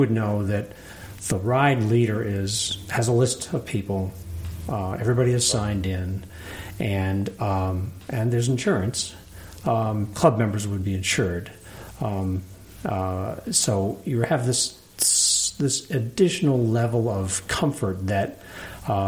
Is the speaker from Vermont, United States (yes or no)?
yes; Vermont, United States; also born or lived in Capital District, New York; now in Altamont, United States; I grew up in Vermont, then moved down here in around 1980, and I moved to Altamont in 91.